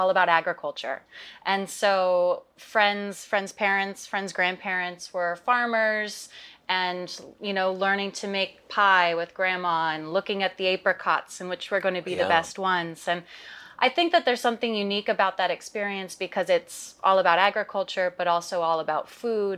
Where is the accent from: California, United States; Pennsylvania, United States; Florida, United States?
California, United States; Russian River Valley; I am a California girl, born and raised. I grew up in the Russian River Valley.